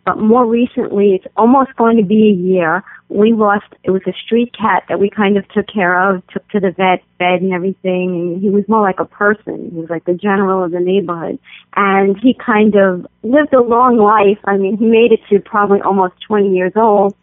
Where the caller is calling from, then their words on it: New York City, New York, United States; I'm calling from Bayside, New York